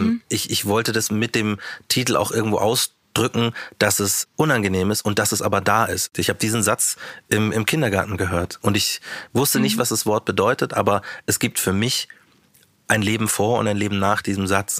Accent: Munich, Bavaria, Germany; ich bin ja Münchner

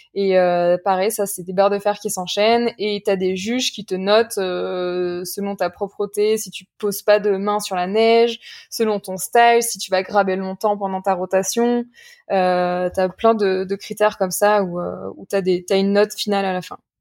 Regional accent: Saint-Martin-d'Uriage, Auvergne-Rhône-Alpes, France; mes amis d'enfance avec qui j'ai grandi à Saint-Martin-du-Riage en bas de champs rousses Enfin, plus précisément à, côté de Grenoble

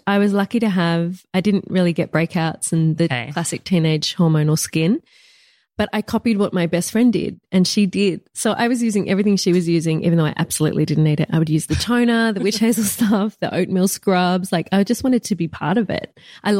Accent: Bundanoon, New South Wales, Australia; now in Melbourne, Australia; Perfect. It's tiny. It's small. It's in the bush.

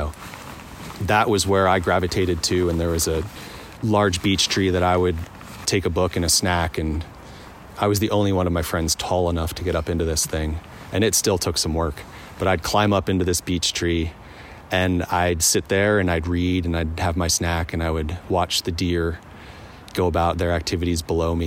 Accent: eastern Pennsylvania, United States; now in Montana, United States; I grew up in the countryside of Pennsylvania, so pretty far east Pennsylvania, the eastern woodlands there

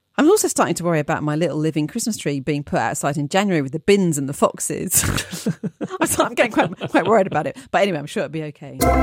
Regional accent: London, United Kingdom; being a Londoner

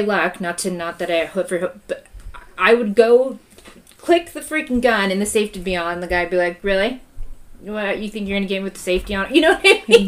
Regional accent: Southern California, United States; now in Kansas, United States; I grew up in California

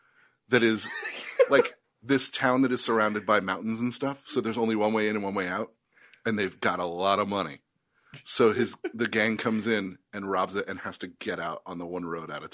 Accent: the South, United States; the nodding indicated to me agreement. I'm from the South.

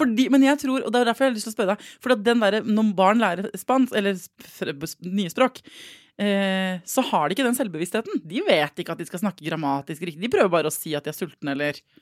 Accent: Norway; jeg er fra Norge

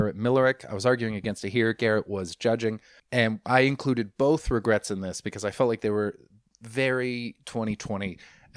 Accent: Vancouver, British Columbia, Canada; I'm from Vancouver

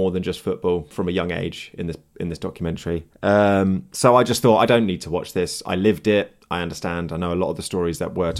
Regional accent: Manchester, North West England, United Kingdom; accent: Manc; Can you not hear my Manc accent coming out loud and proud?

